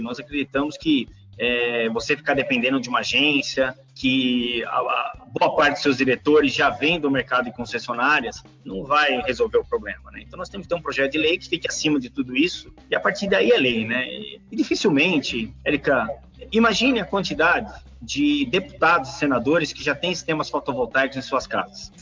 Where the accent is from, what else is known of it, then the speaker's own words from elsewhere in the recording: São Paulo, Brazil; sou, sou nascido na cidade de São Paulo, capital, né? Cresci no Ipiranga